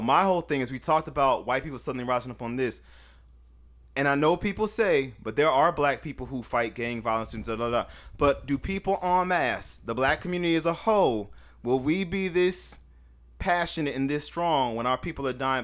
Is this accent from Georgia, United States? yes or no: no; the Bay Area, California, United States; I'm from California